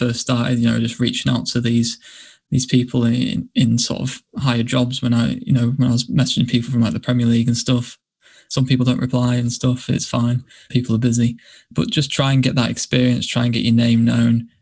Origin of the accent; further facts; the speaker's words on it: York, Yorkshire and the Humber, United Kingdom; this is my hometown